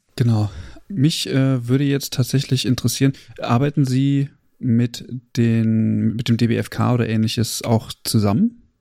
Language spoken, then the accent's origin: German; Germany; bei uns in Deutschland